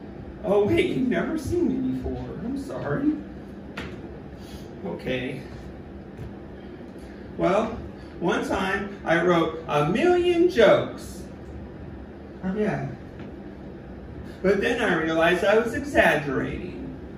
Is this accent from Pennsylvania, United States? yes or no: no; San Diego, California, United States; Yeah, I'm from San Diego, you know, like, as a comic, you find yourself on the road a lot.